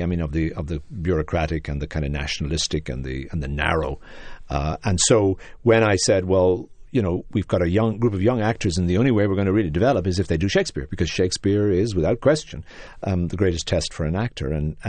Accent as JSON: {"language": "English", "town": "Dublin", "region": "Leinster", "country": "Ireland", "tie": "born or raised there", "said": "as a young Irish person growing up in Dublin in a somewhat more depressed time than the country is going through now"}